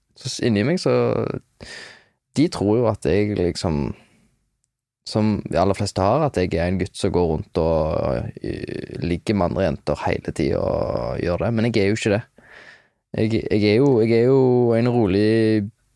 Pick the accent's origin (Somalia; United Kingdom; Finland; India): United Kingdom; London; also born or lived in Hjelmeland, Norway; jeg vokste opp i London. Eller jeg, jeg flytta til London da jeg var fem